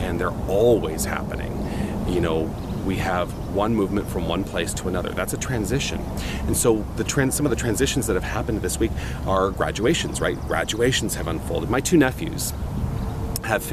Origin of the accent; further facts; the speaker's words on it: Tucson, Arizona, United States; moved away as an adult; also born or lived in New York City / Los Angeles / Toronto; I decided to come back to my hometown after 21 years, landed right here in Tucson, Arizona